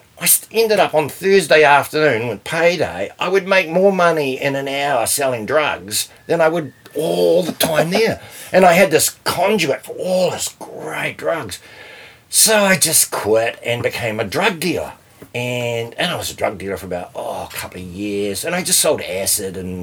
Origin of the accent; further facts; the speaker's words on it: Auckland, New Zealand; also born or lived in Otahuhu / Pukekohe; I grew up in Onehunga